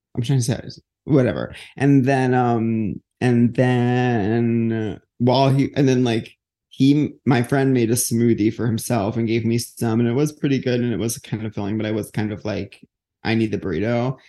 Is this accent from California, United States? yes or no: no; Huntington, New York, United States; moved away; Huntington's like my hometown